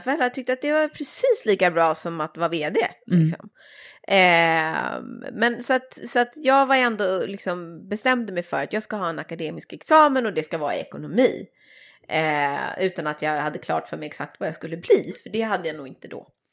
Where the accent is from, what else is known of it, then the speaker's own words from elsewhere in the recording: Saltsjöbaden, Stockholm County, Sweden; jag är ju uppvuxen i Saltsjöbaden som ju är en, en förort i Stockholm